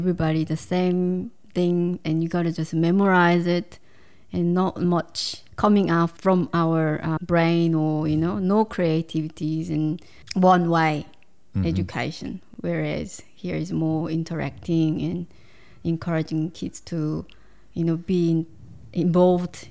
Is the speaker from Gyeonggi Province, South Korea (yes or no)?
no; Seoul, South Korea; English is a second language; moved away as an adult; now in Australia; I grew up in Seoul, mm-hmm. capital of Korea